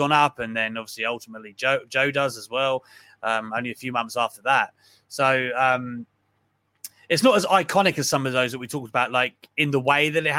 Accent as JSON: {"language": "English", "country": "United Kingdom", "said": "I'm British"}